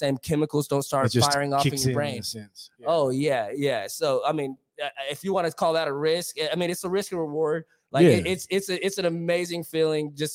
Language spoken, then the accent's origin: English; Dallas, Texas, United States; I'm from, you know, South Irving, West Dallas